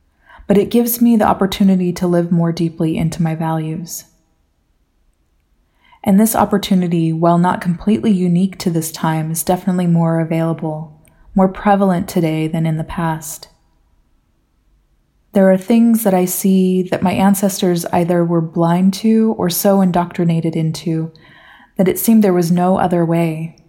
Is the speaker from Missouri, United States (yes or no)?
no; Washington, United States; Growing up in the Northwest of the United States, I had a very simple family origin story. My parents were Californians who transplanted to Washington to live closer to nature.